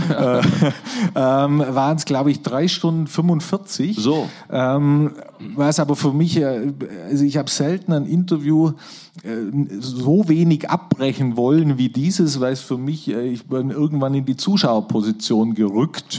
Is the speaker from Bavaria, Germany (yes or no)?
yes; Neu-Ulm, Bavaria, Germany; weil wir, meine Familie aus äh, dem äh, Neu-Ulmer äh, Großraum, sage ich mal, kommen